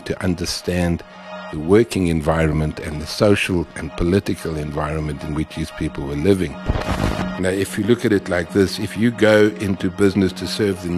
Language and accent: English; Johannesburg, Gauteng, South Africa; also born or lived in Funnabile Park; I was born in Funnabile Park, in 1953, a long time ago, and then moved to Johannesburg when I was about 4 years old